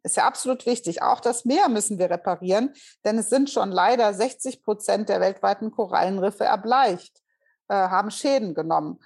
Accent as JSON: {"language": "German", "region": "Hesse", "country": "Germany", "also_born_or_lived": "Bremen", "moved": "yes", "said": "ich bin Hessin"}